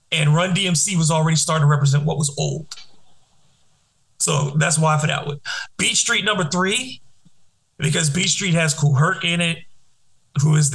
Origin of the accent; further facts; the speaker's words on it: Detroit, Michigan, United States; Eight Mile, because I'm from Detroit, and it, it is not the perfect representation of Detroit by any means